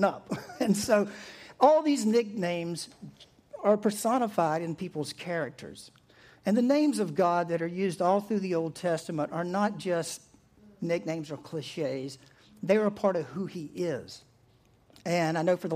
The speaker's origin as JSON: {"language": "English", "region": "East Coast", "country": "United States", "tie": "born or raised there", "said": "I grew up on the East Coast"}